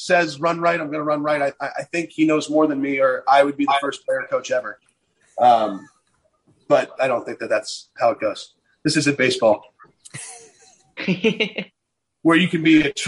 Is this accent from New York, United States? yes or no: no; Virginia, United States; moved away; I grew up in Virginia